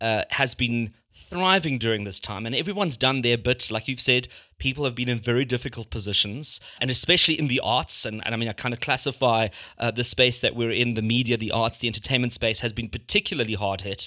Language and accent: English; Sandton, Gauteng, South Africa; I also grew up in Hyde Park